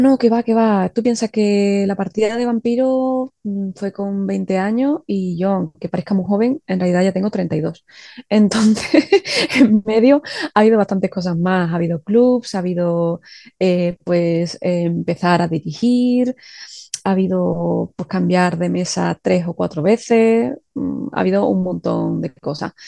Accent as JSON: {"language": "Spanish", "town": "Seville", "region": "Andalusia", "country": "Spain", "said": "yo soy de Sevilla, y aquí hace calor en verano"}